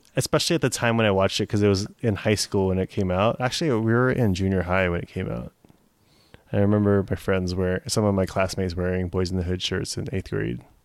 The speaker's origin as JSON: {"language": "English", "town": "Fremont", "region": "California", "country": "United States", "tie": "born or raised there", "said": "growing up in Fremont, I obviously don't know anything about the hood"}